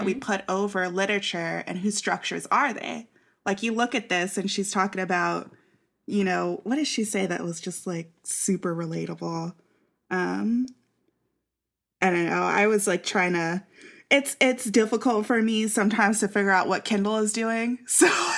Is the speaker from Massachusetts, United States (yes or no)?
no; Kansas City, Missouri, United States; also born or lived in Columbia, Missouri; I grew up in Kansas City